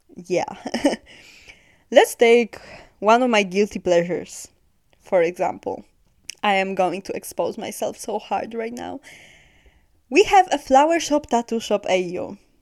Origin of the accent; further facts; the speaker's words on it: Poland; I'm from Poland